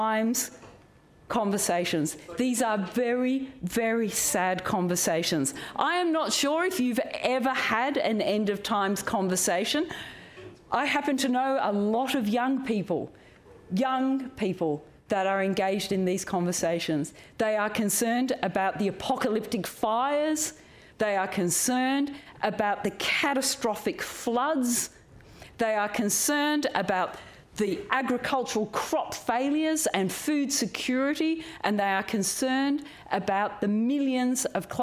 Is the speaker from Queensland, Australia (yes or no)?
no; Lismore, New South Wales, Australia; my home region and my hometown of Lismore in the Northern Rivers